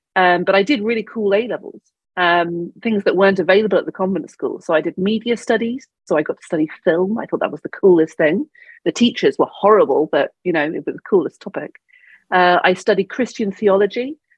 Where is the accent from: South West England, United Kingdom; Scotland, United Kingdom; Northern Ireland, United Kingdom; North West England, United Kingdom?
South West England, United Kingdom; Devon; now in London, United Kingdom; I grew up in Devon